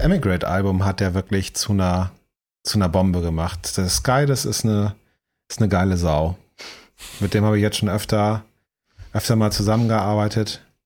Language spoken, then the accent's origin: German; Northern Germany, Germany; moved away; als Norddeutscher hier